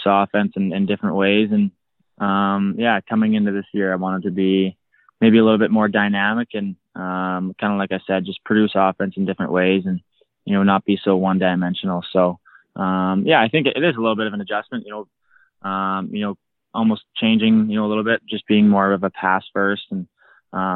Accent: Prince Albert, Saskatchewan, Canada; also born or lived in Moose Jaw, Saskatchewan; I was born in Saskatoon and raised in Prince Albert

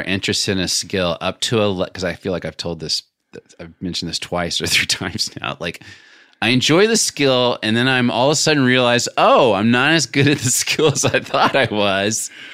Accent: Little Rock, Arkansas, United States; moved away; growing up in Little Rock

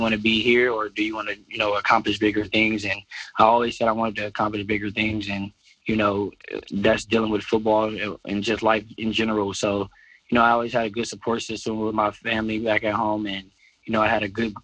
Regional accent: Detroit, Michigan, United States; born or raised there; moved away

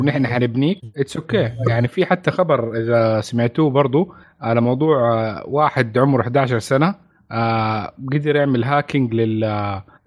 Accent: Saudi Arabia

